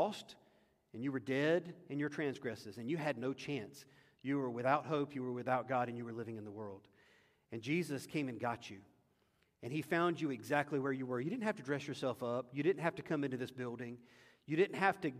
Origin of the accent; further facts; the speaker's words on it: United States; as an American